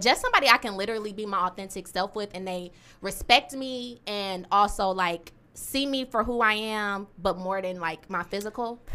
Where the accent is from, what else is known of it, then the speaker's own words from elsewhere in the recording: Detroit, Michigan, United States; I was born and raised in Detroit on the west side and the east side.